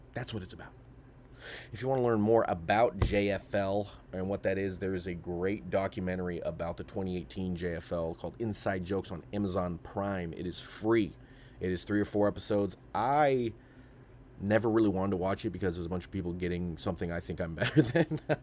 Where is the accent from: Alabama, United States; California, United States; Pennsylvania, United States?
California, United States; Sacramento; I'm a guy from Sacramento